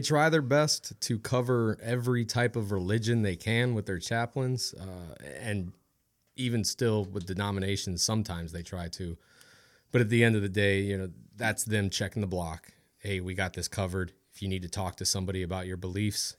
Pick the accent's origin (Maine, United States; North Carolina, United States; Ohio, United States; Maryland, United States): Ohio, United States; also born or lived in Washington; now in Louisiana, United States; I grew up in Ohio.